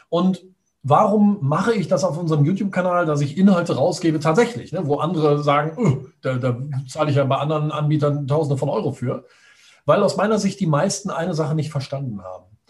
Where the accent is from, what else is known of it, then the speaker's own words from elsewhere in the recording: Düsseldorf, North Rhine-Westphalia, Germany; ich komme aus Düsseldorf, bin 42 Jahre alt